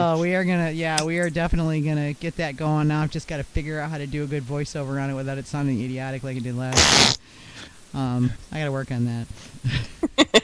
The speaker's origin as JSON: {"language": "English", "region": "Central North Carolina", "country": "United States", "said": "I'm from Central North Carolina"}